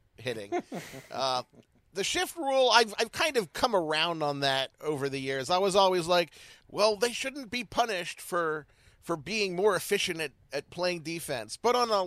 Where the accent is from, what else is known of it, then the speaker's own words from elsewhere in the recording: Baltimore, Maryland, United States; I'm from Baltimore